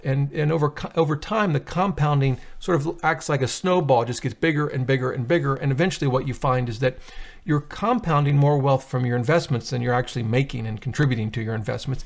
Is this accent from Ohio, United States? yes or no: yes; Ohio, United States; the terrible tragedy in Ohio, my home state